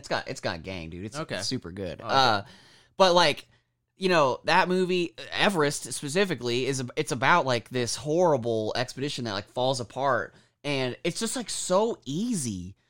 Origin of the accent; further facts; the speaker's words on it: Kansas, United States; I'm from Kansas, bro.